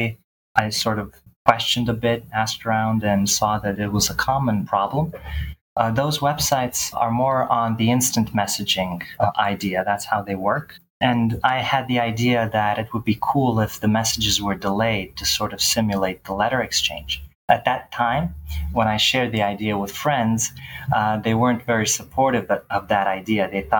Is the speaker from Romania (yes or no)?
no; Bar, Montenegro; now in Belgrade, Serbia; I'm from Belgrade, Serbia. That's where I live currently, but I'm originally from Bar, Montenegro.